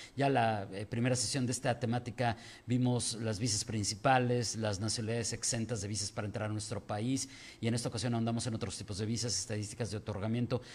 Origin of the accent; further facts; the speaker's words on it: Mexico; nosotros como mexicanos estamos muy acostumbrados